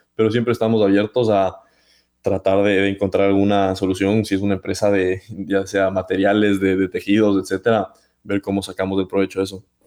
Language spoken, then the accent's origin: Spanish; Ecuador; moved away; espero estar pronto en mi país querido